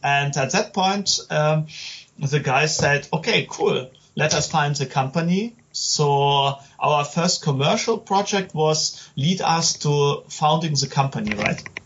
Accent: Germany; I'm game developer from Germany

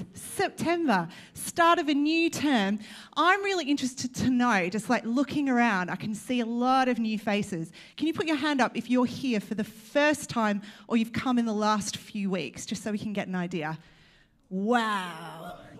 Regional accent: Australia; now in United Kingdom; I'm trying to embrace my Australian. I was recently told, by the way, I am from Australia.

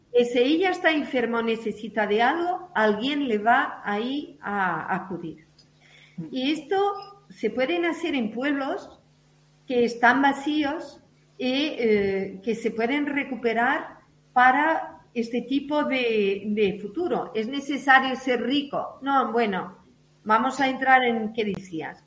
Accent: Portugal; now in Madrid, Spain; nuestro país

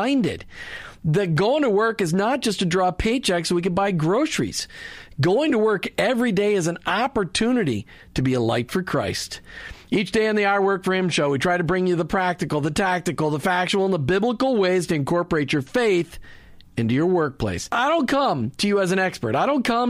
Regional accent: Minnesota, United States; I grew up in Minnesota

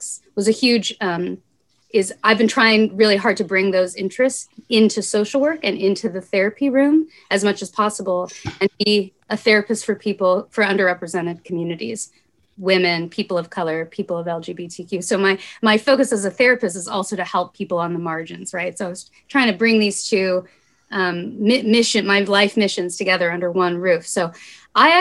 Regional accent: Bloomington, Indiana, United States; I'm a born and raised Bloomingtonian.

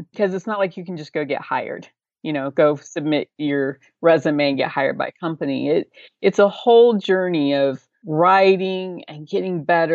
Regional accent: Oklahoma, United States; grew up in Oklahoma, and I've been here my whole life, so probably evident through my accent

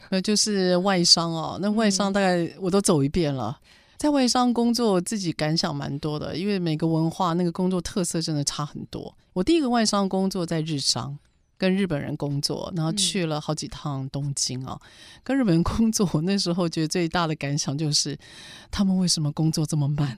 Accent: Taiwan; 我们台湾人的正义感 是亚洲的前三名

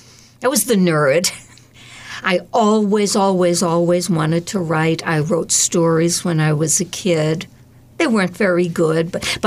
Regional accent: Abington, United States; I grew up in Abington, and it was like Leave It to Beaver.

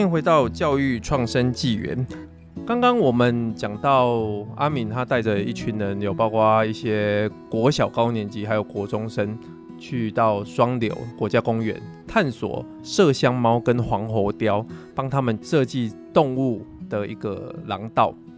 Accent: Pingtung County, Taiwan; 都是在屏东长大的

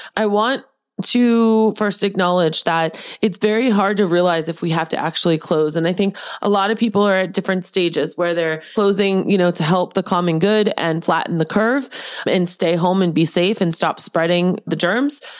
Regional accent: Boston, Massachusetts, United States; that's my Bostonian roots. Did you guys know I was from Boston

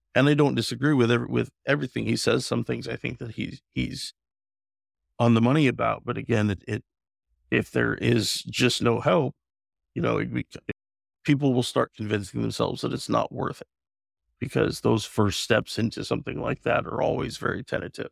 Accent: The Dalles, Oregon, United States; my hometown in the Dalles

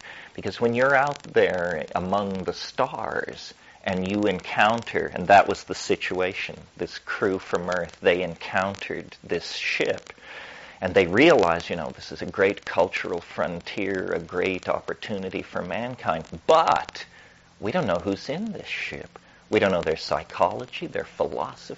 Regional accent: Colorado, United States; I'm from Colorado

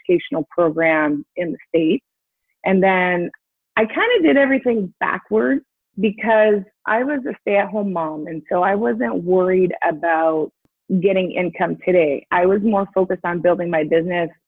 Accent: East Coast, Canada; moved away; I'm from the East Coast originally.

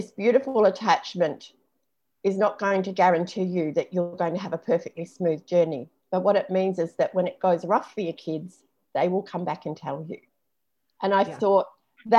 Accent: New Zealand; moved away; a friend that I grew up with in New Zealand

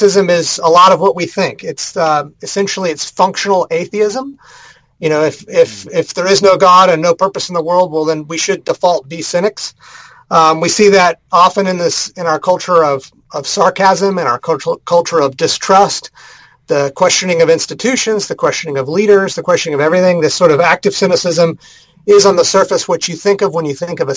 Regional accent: Houston, Texas, United States; moved away as an adult; also born or lived in North Carolina; now in Kansas City, United States; I'm originally from Texas, though. I grew up in the Houston area

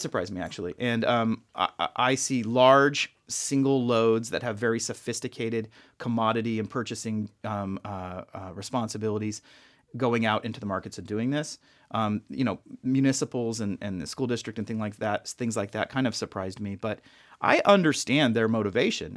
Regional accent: Las Vegas, Nevada, United States; born and raised in Vegas

